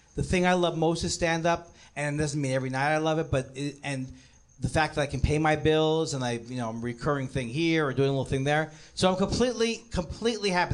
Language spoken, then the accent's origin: English; New York City, New York, United States; now in Los Angeles, United States; I'm from Queens and I moved here.